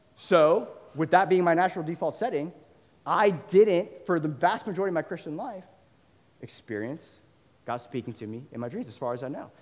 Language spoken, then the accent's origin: English; Northern Virginia, United States; I grew up in Northern Virginia